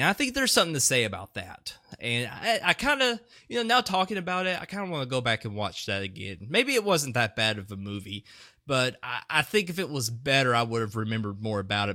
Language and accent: English; Etowah, United States; inside my hometown of Etowah